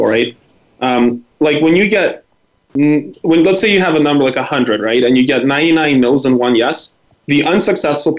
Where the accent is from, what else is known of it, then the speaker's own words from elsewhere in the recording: Vancouver, British Columbia, Canada; English is a second language; also born or lived in former Soviet Union; I was from Vancouver